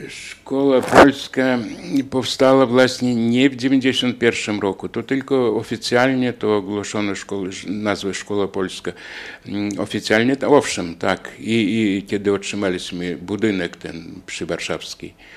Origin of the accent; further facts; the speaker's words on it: Daugavpils, Latvia; u nas w Dyneburgu i w Rydze